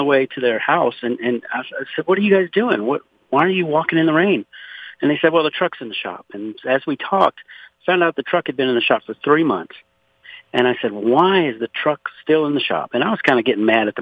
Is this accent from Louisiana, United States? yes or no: yes; Louisiana, United States; now in Conroe, Texas, United States; I was born and raised in Louisiana, actually 60 miles south of New Orleans in a place called Point O'Hash.